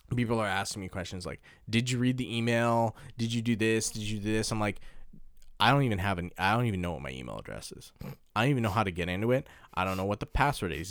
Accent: Canada; now in Japan; I'm from Canada

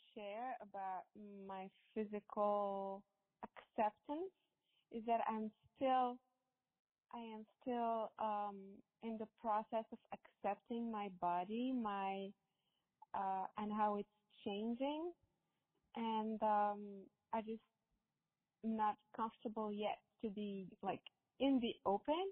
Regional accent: Morocco; moved away as an adult; now in United States; I grew up in Morocco

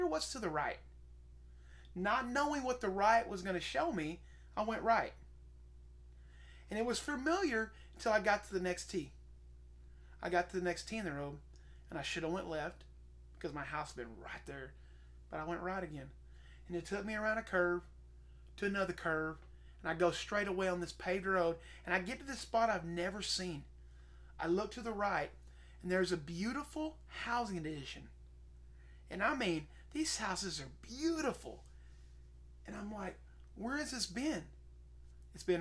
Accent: Seminole, Oklahoma, United States; moved away; I am from Seminole, Oklahoma

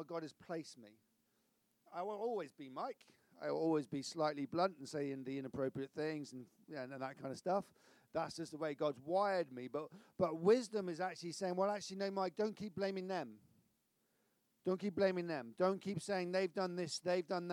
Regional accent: Severn Beach, South West England, United Kingdom; I'm from Severn Beach

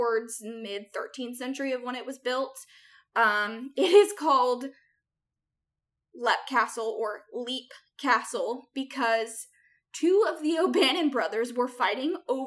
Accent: United States; we Americans

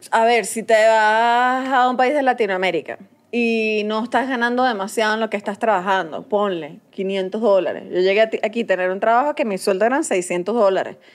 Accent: Venezuela; igual capaz pelo bola, capaz igual en Venezuela, pero en mi tierra.

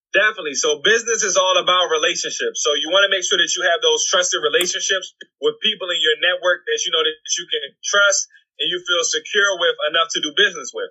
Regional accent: Washington, District of Columbia, United States; I was born and raised in Washington D.C.

